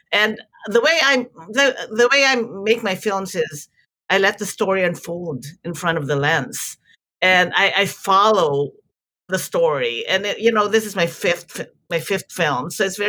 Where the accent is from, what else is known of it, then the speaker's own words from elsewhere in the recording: Philippines; now in United States; I was raised under martial law. I grew up in the Philippines